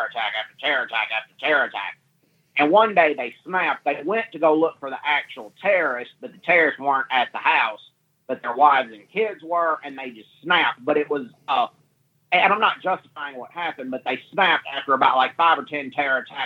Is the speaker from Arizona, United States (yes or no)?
no; Vicksburg, Mississippi, United States; I still live in Mississippi, but not Vicksburg, Mississippi. I'm from Vicksburg, Mississippi, originally